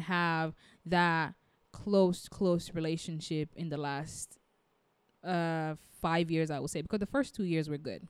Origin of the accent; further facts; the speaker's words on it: United States; I'm African American